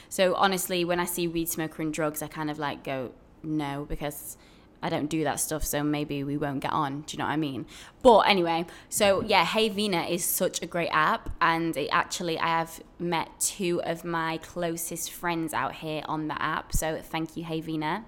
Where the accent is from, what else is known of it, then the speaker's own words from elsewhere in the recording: Sheffield, Yorkshire and the Humber, United Kingdom; moved away as an adult; now in Brooklyn, United States; I am originally from Sheffield in England, and I'm now living in Brooklyn, New York.